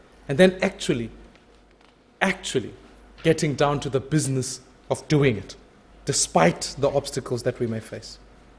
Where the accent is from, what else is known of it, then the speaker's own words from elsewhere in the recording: South Africa; I think as a South African